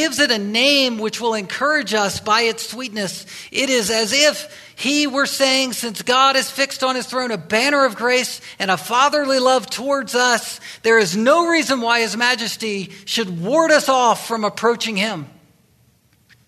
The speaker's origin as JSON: {"language": "English", "region": "Virginia", "country": "United States", "said": "I'm from Virginia, that area"}